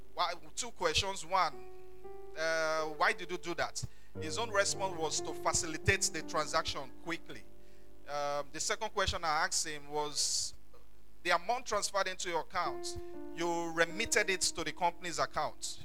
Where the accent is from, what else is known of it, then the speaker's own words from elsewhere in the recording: Ondo, Nigeria; I'm from Ondo town in Ondo state.